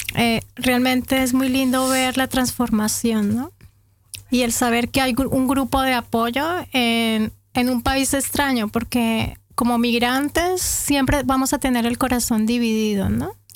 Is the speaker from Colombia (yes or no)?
yes; Bucaramanga, Santander, Colombia; moved away as an adult; also born or lived in Bogotá; Yo llegué de Bucaramanga a Bogotá cuando tenía 23 años, 22, 22, 23 años, llegué a Bogotá y a empezar de nuevo